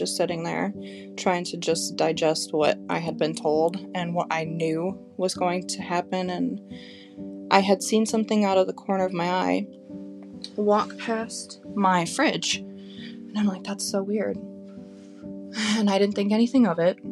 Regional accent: Grand Rapids, Michigan, United States; we grew up in Grand Rapids, Michigan

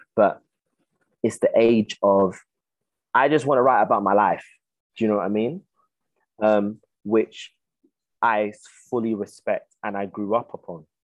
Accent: United Kingdom; I'm a British Ghanaian, but I acknowledge that side of me that has been brought up here

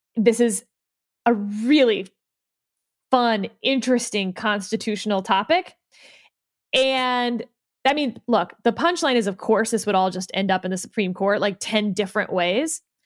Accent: Harris County, Texas, United States; Someone like me from Harris County

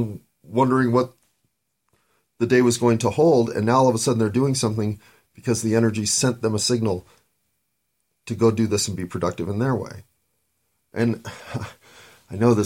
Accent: United States; being an American

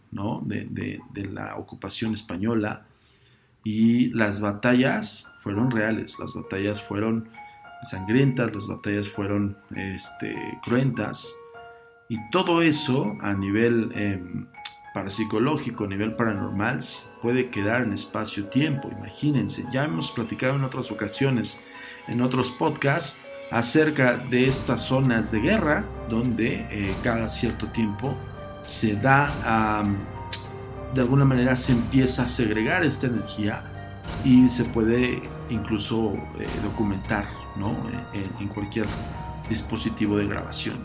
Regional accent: Mexico; nosotros como mexicanos

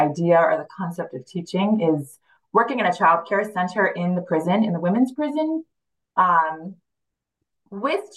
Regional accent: Washington, District of Columbia, United States; English is a second language; now in Los Angeles, United States; I am originally from the Washington, D.C. area and born and raised, and now I live here in Los Angeles.

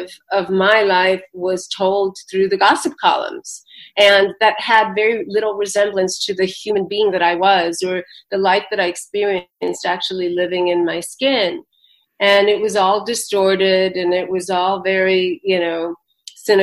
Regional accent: United States; also born or lived in India; I'm basically an American person. I live here

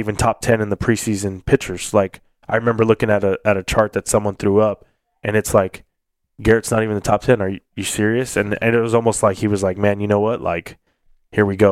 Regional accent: Corpus Christi, Texas, United States; I was back in my hometown.

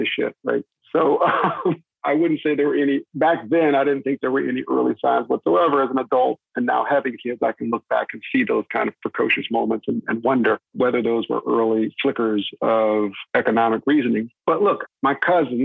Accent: right outside of Dallas, North Texas, United States; also born or lived in Daytona Beach, Florida; my father and I moved to North Texas, right outside of Dallas

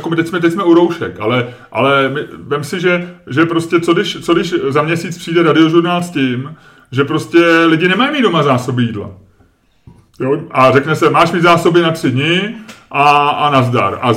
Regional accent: Lazio, Italy; accent: Roman; Czech is a second language; now in Czech Republic; Já mám vyloženě jako z oblasti Říma a tak. Já jsem v střední Itálie, je, moje, je můj region.

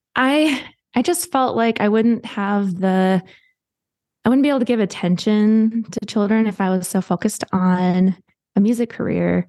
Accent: Midland, Michigan, United States; I grew up in, uh, Midland, Michigan

